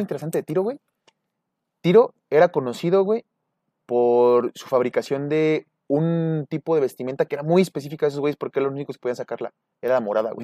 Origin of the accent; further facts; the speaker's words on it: Mexico; somos un núcleo mexicano muy unido